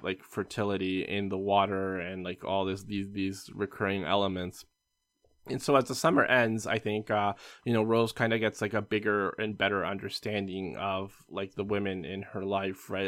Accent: Canada; as a Canadian

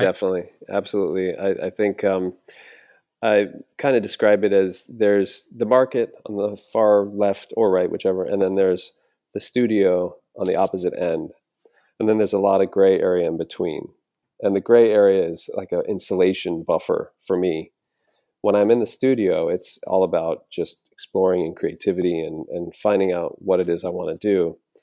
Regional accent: an island on the Gulf Coast of Florida, United States; moved away; having grown up on this island in, on the Gulf Coast of Florida

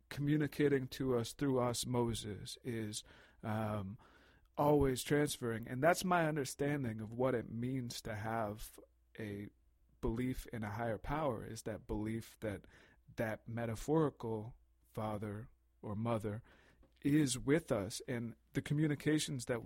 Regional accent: United States; now in Canada; I'm just I'm I'm American and Canadian, so when I see the Queen on the coin, I'm like, what's the deal?

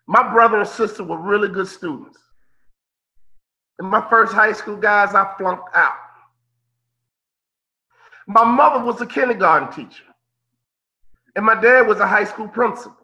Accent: Chicago, Illinois, United States; I'm from Chicago, Midwest guy

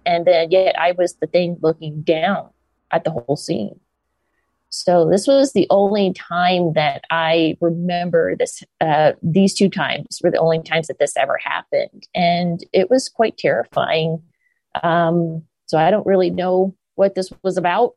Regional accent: the South, United States; I grew up in the South in America

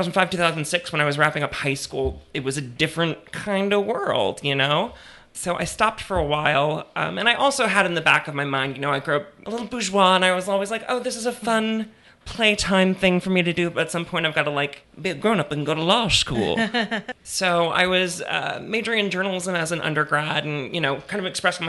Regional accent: Destrehan, Louisiana, United States; also born or lived in Metairie, Louisiana; I'm from here. I was born in Metairie, and I grew up in a charming little ashtray of a town called Destrehan.

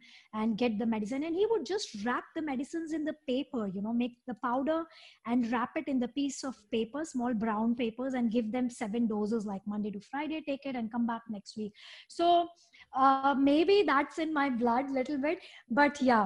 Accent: India; moved away as an adult; also born or lived in Dubai; now in Singapore; I'm born and raised in India

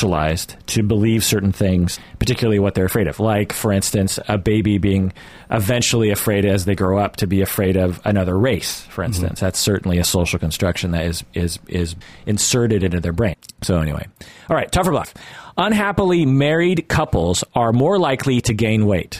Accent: United States; I'm an American

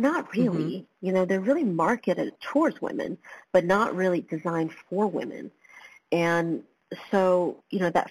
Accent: Georgia, United States; also born or lived in Taiwan / London; I was raised in the States

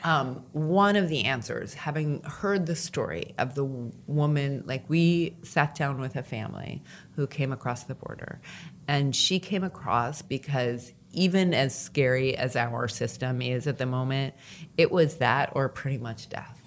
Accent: United States; as an American

